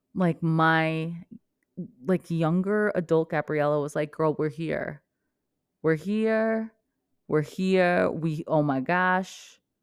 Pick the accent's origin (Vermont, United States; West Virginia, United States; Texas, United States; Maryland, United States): Vermont, United States; moved away as an adult; also born or lived in New Jersey; I grew up in Vermont